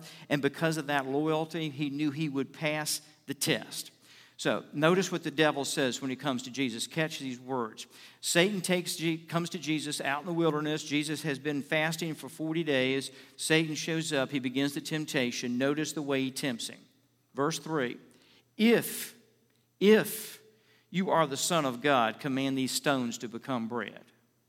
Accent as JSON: {"language": "English", "town": "Richmond", "country": "United States", "tie": "born or raised there", "said": "I was out visiting with my pastor I grew up under in Richmond"}